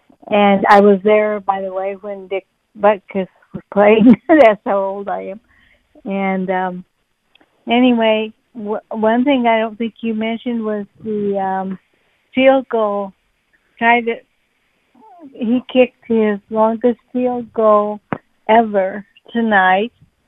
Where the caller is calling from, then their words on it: Blue Grass, Iowa, United States; I am calling from Bluegrass, Iowa, close to Davenport. But I went to U